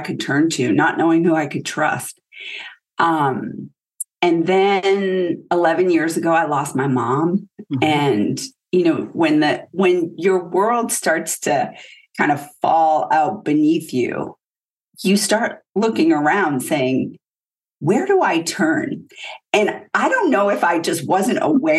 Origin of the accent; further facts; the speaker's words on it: Maine, United States; moved away as an adult; So I'm a girl from Maine. I grew up in pretty humble beginnings, small town, one traffic light.